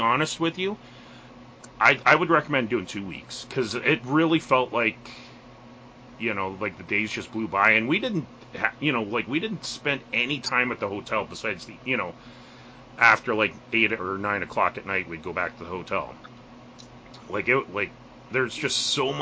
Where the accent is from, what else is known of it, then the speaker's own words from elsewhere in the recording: Canada; as a Canadian